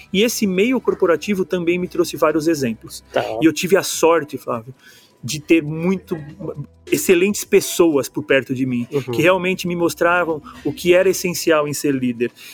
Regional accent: São Paulo, Brazil; moved away as an adult; eu sou paulistano

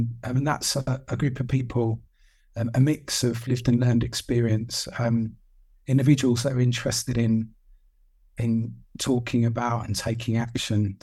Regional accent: Kent, South East England, United Kingdom; in my hometown in Kent, I sort of fell into this job of showing people around houses

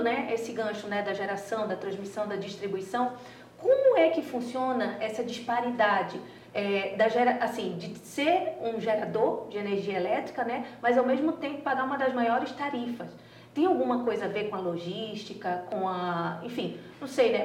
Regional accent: Pará, Brazil; Eu sou paraense

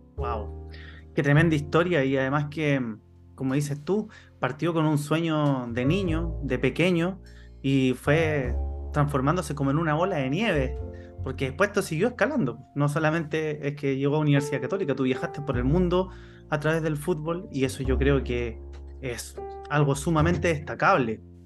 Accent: Chile; Chile porque es el país de donde yo soy

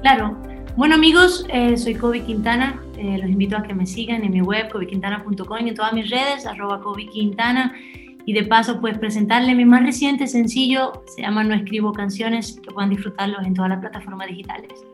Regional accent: Dominican Republic; accent: Spanish; Yo nací aquí en República Dominicana y la verdad es que me considero muy dominicana

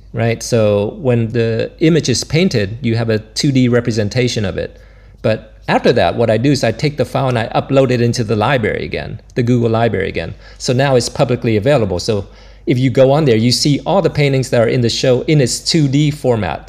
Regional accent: Florida, United States; moved away as an adult; also born or lived in Vietnam / New York; now in Brussels, Belgium; I grew up in Florida, and so I used to see the space shuttle come and go

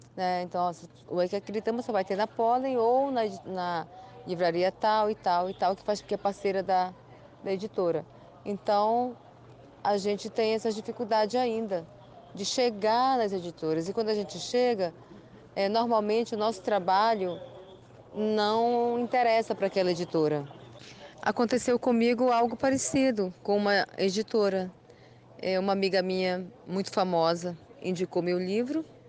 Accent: São Paulo de Olivença, Amazonas, Brazil; also born or lived in Belém do Solimões, Amazonas; nasci na aldeia Belém de Solimões, no Alto Solimões, Amazonas. Me criei é, em São Paulo de Olivença.

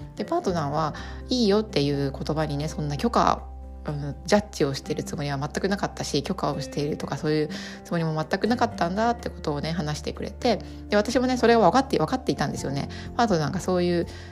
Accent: Japan; first language Japanese; 母国語が同じ日本人同士でも

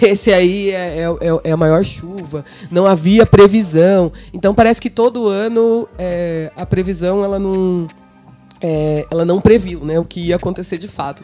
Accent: São Paulo, Brazil; also born or lived in Bela Vista, São Paulo; Eu sou de Cidade Tiradentes, mas na verdade eu não nasci em Cidade Tiradentes. Quando eu nasci, a minha família morava na região central, na Bela Vista

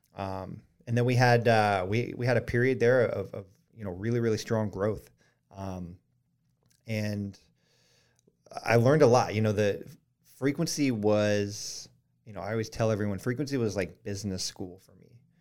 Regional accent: Colorado Springs, Colorado, United States; now in Charleston, United States; we grew up in Colorado Springs

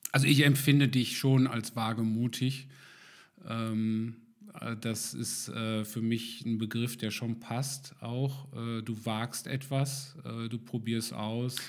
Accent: Germany; uns manchmal als Deutsche, wir sind ja sehr genau

